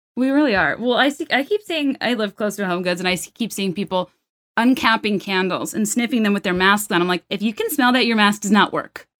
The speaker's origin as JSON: {"language": "English", "region": "the South", "country": "United States", "said": "I'm from the South"}